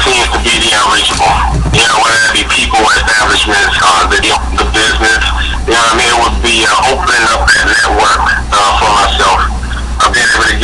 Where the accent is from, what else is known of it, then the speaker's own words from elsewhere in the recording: Chicago, Illinois, United States; I grew up, I was born and raised in Chicago